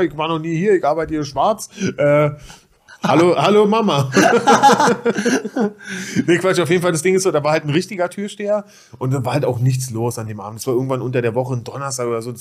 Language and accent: German; Berlin, Germany; Reinickendorf ist ja meine, meine Heimat